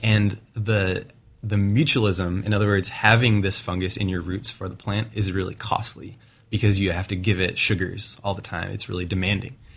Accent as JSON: {"language": "English", "region": "Wisconsin", "country": "United States", "moved": "yes", "lives_now": "Oregon, United States", "said": "I'm from Wisconsin originally"}